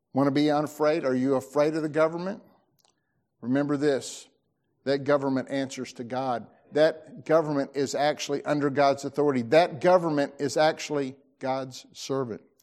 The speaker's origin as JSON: {"language": "English", "region": "Tennessee", "country": "United States", "said": "I'm an American, or I'm a Tennessean"}